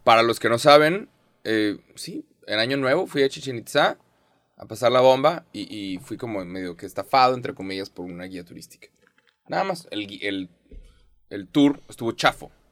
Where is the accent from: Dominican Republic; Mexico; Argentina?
Mexico